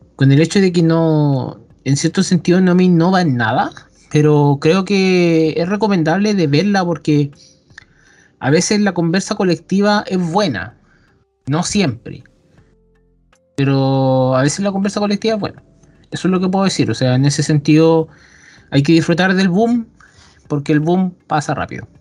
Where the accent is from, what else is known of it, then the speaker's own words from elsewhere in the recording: Chile; Somos chilena.